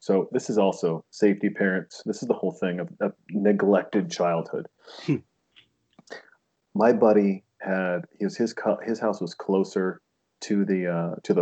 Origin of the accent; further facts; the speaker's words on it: Montana, United States; I was raised in Montana.